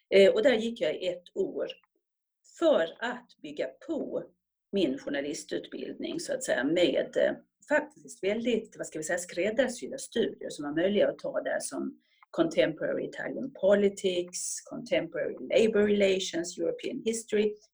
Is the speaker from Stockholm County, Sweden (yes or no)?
yes; Stockholm, Stockholm County, Sweden; born there; Ja, jag är född i Stockholm. Föddes i Stockholm på Södra sjukhuset 1958 och flyttade och bodde då i Rågsved